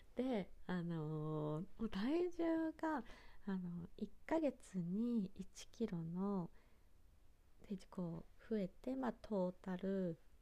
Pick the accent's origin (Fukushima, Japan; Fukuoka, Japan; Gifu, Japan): Fukushima, Japan; Kitakata; 地元の会津喜多方のラーメン